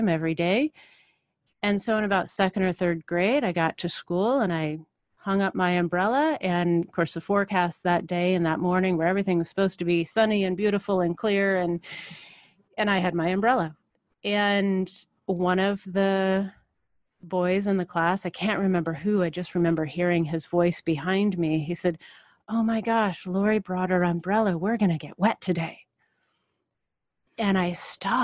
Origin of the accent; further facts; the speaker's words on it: Portland, Oregon, United States; I grew up in Portland, the Pacific Northwest.